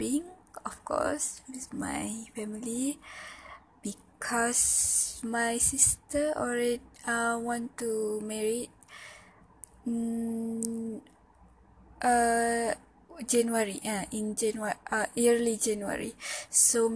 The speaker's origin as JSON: {"language": "English", "town": "Pontian", "region": "Johor", "country": "Malaysia", "tie": "born or raised there", "second_language": "English", "said": "My hometown at Pontian, Johor"}